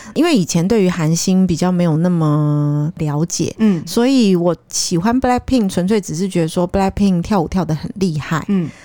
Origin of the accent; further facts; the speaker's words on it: Taiwan; 其实以前在台湾，从台湾去日本旅游，我们在那边的沟通其实还好